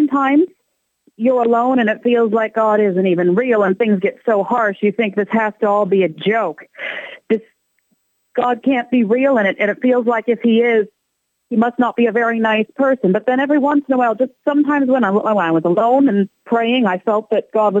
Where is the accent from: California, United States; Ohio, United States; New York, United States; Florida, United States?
Ohio, United States; Columbus; I grew up in Columbus, raised Catholic.